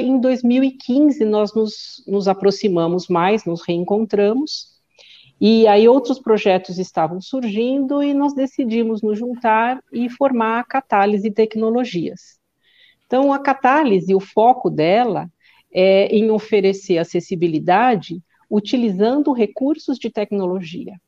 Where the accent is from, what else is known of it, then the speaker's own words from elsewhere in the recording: São Paulo, Brazil; eu sou do Ipiranga, e morei lá muitos anos